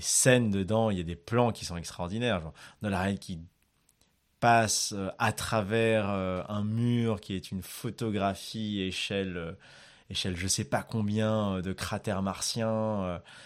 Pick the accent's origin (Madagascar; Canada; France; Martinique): Madagascar; quand j'étais petit à Madagascar